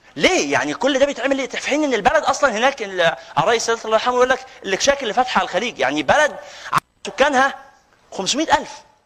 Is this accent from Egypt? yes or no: yes; Egypt; لنا كمصريين